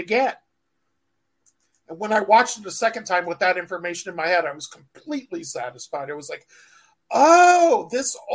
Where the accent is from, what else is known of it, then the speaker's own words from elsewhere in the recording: San Diego, California, United States; I grew up in San Diego